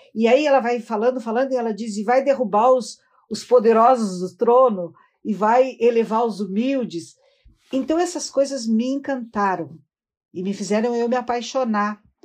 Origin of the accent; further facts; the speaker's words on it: Rio Grande, Rio Grande do Sul, Brazil; eu sou do estado do Rio Grande do Sul. Uh, eu nasci na cidade de Rio Grande